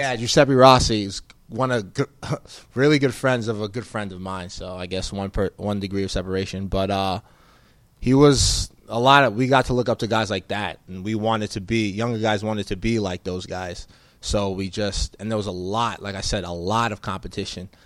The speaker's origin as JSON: {"language": "English", "town": "West Orange", "region": "New Jersey", "country": "United States", "tie": "born or raised there", "also_born_or_lived": "Providence, Rhode Island", "moved": "as an adult", "lives_now": "Arizona, United States", "said": "I grew up in Northern Jersey, uh, in West Orange."}